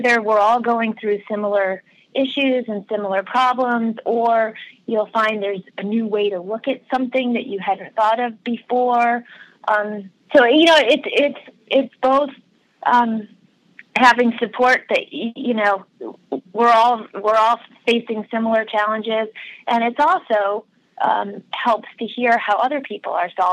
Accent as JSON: {"language": "English", "town": "Rochester", "region": "New York", "country": "United States", "tie": "born or raised there", "also_born_or_lived": "Boston", "moved": "as an adult", "said": "I grew up in Rochester, New York, and all through high school and all through college, I worked at a department store in Rochester"}